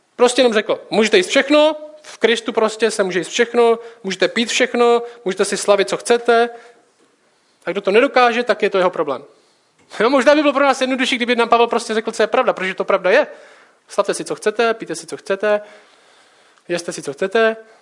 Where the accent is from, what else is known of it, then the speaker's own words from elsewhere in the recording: Czechia; jsme Češi